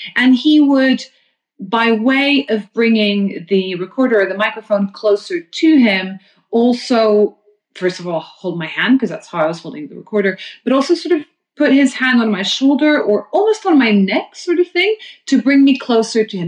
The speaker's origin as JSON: {"language": "English", "region": "London", "country": "United Kingdom", "said": "as a Londoner"}